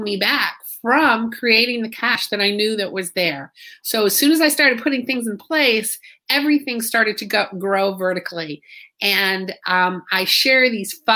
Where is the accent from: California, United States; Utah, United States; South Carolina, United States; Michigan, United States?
South Carolina, United States; Fort Mill; I'm from Fort Mill, South Carolina